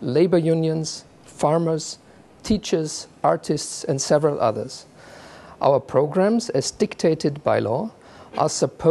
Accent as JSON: {"language": "English", "town": "Munich", "region": "Bavaria", "country": "Germany", "tie": "born or raised there", "said": "my hometown of Munich"}